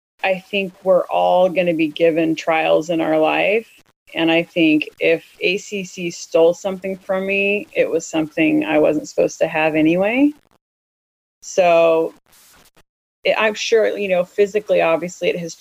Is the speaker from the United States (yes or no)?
yes; United States; moved away as an adult; also born or lived in Italy; Born and raised in America, used to the things that I have easy access